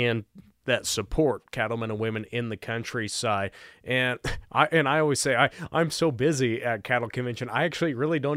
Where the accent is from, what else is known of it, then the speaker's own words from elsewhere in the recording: Montana, United States; Obviously, I'm from Montana